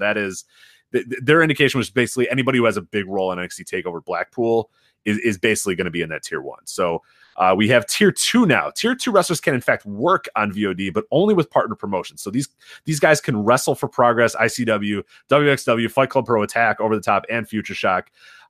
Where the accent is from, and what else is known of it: United States